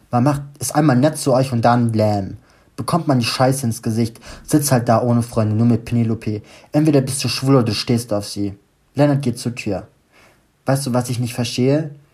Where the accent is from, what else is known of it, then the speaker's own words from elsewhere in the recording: Stuttgart, Baden-Württemberg, Germany; now in Düsseldorf, Germany; ich gerade wieder in meiner Heimat bin in Stuttgart.